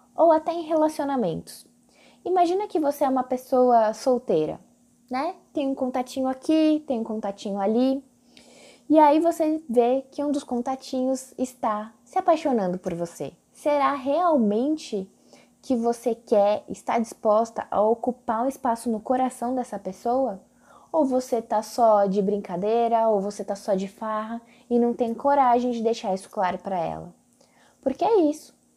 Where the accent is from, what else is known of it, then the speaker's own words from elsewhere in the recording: São Paulo, Brazil; accent: paulistano; moved away as an adult; now in Brasília, Brazil; Eu sou de São Paulo, como meu sotaque bem entrega, mesmo depois de 10 anos de Brasília, o meu R ainda é aquele R bem paulistano